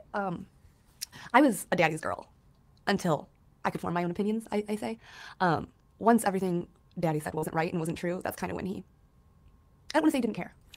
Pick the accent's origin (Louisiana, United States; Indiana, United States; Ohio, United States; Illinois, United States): Indiana, United States; Griffith; In Northwest Indiana, a very small town called Griffith, two miles by two miles